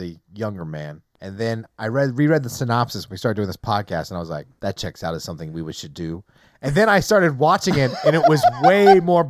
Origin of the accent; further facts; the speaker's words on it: the South, United States; I grew up in the South.